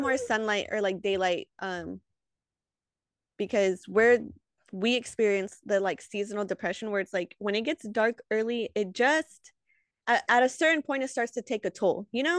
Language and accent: English; the Bay Area, California, United States; we're from the Bay